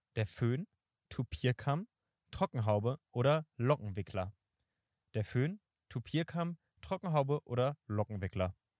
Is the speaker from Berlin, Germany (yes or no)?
yes; Berlin, Germany; ich bin in Kreuzberg äh, geboren und ich äh, finde Kreuzberg ist der coolste Bezirk offensichtlich